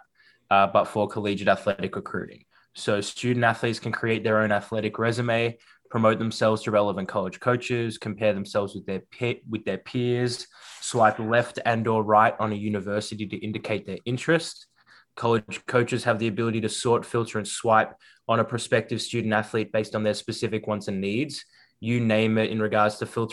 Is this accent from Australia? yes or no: yes; Melbourne, Victoria, Australia; moved away as an adult; now in United States; as you can probably hear from my voice, born and raised in Melbourne, Australia, so not from the stateside originally